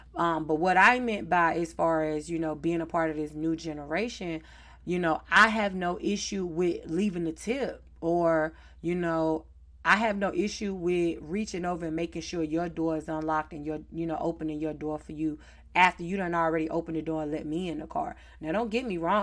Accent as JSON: {"language": "English", "town": "Charlotte", "region": "North Carolina", "country": "United States", "tie": "born or raised there", "accent": "Southern", "said": "I am from the South, Charlotte, North Carolina, born and raised"}